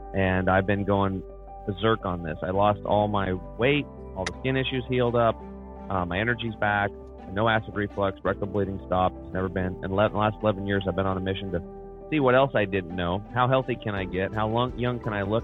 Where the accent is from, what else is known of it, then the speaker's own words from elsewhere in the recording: Eastern Oregon, United States; I grew up over in Eastern Oregon, which is pretty much like Montana